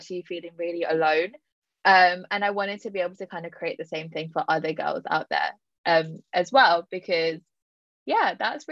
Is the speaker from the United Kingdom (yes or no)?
yes; London, United Kingdom; I'm born and raised in London.